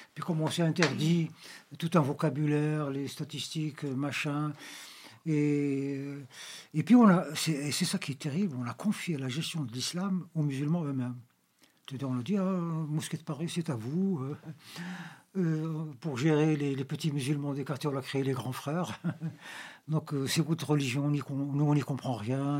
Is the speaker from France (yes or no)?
no; Algeria; Nous, en Algérie